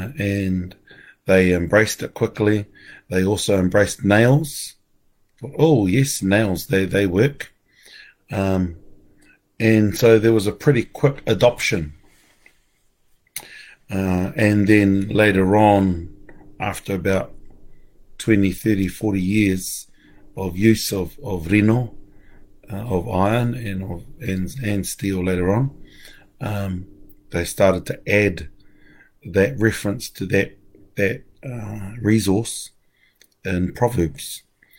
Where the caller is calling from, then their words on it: Ohakune, Manawatū-Whanganui, New Zealand; I'm coming live from Ohakune, from Mum and Dad's.